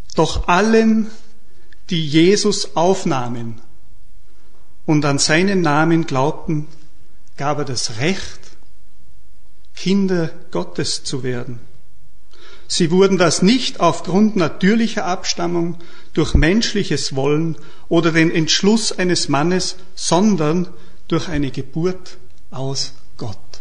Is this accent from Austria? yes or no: yes; St. Martin bei Lofer, Salzburg, Austria; Ich bin aus dem Salzburgland, aus dem Pinzgau, vom Beruf Bankkaufmann